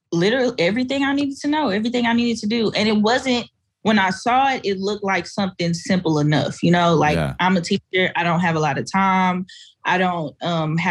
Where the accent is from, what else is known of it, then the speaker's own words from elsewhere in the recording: Fort Worth, Texas, United States; I grew up in the projects. I grew up in Stop Six. I grew up in an apartheid community in Fort Worth